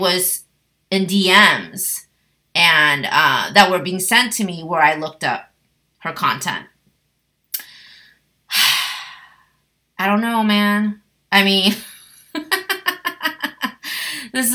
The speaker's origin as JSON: {"language": "English", "country": "United States", "said": "an American tourist, also as an Asian woman"}